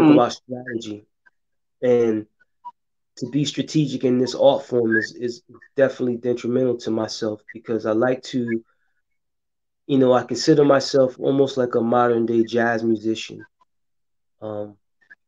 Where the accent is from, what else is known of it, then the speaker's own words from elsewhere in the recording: New Brunswick, New Jersey, United States; I'm from New Brunswick, New Jersey